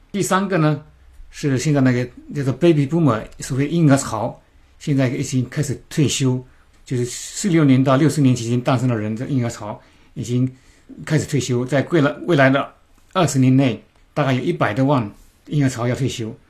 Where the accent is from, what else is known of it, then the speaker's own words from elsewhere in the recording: China; moved away as an adult; now in New Zealand; 我们中国人都比较喜欢买新的东西、新的房产